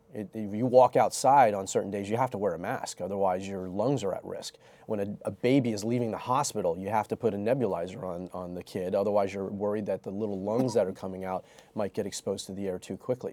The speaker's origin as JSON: {"language": "English", "region": "New York", "country": "United States", "tie": "born or raised there", "also_born_or_lived": "suburban Philadelphia", "moved": "yes", "said": "I was born in Chinatown, New York"}